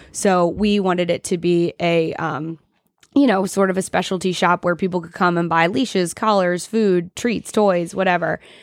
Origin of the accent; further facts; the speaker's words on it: Georgia, United States; now in Block Island, United States; I grew up in Georgia